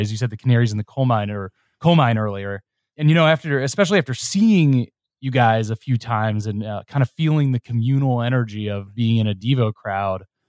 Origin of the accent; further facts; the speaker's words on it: Cincinnati, Ohio, United States; I'm from Ohio. I grew up in Cincinnati.